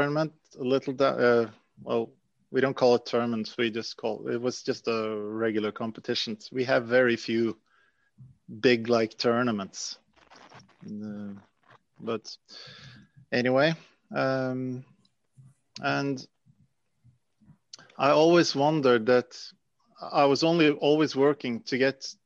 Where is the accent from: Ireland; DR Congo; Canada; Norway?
Norway; I'm from Norway